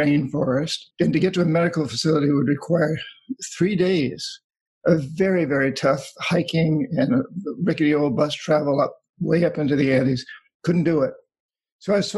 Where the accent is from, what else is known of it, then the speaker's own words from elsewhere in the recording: New Hampshire, United States; I grew up in New Hampshire